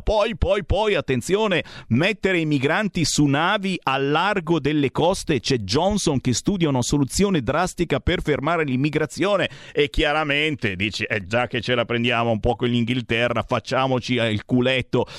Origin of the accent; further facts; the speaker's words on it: Cassano Magnago, Lombardy, Italy; io sono di Cassano Magnago